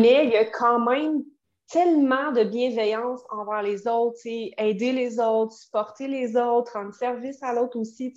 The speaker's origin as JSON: {"language": "French", "town": "Quebec City", "region": "Quebec", "country": "Canada", "said": "moi, je viens de Québec"}